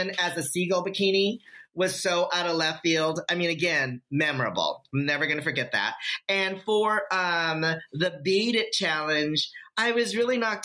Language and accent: English; Philippines; I'm Filipino